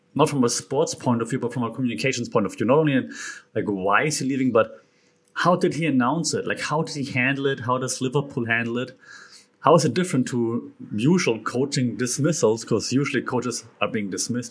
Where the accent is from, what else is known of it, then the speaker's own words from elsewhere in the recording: Germany; accent: German; English is a second language; being German, and now for once you cannot make fun of my German accent